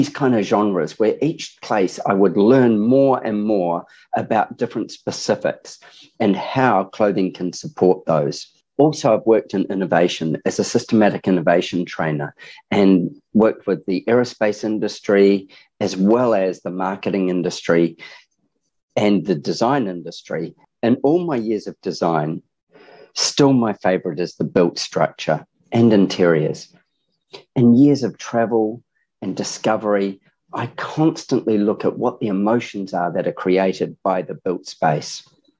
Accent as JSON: {"language": "English", "country": "New Zealand", "said": "I'm very sad to hear that New Zealand got kicked off the list, being a Kiwi myself."}